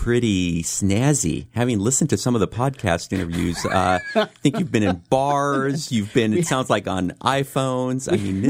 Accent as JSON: {"language": "English", "town": "San Francisco", "region": "California", "country": "United States", "tie": "born or raised there", "said": "So I lived in a mix of neighborhoods. I was in the Mission District for part of the time I grew up in Bernal Heights, which has changed profoundly for any people who know San Francisco, and then out in the Sunset District"}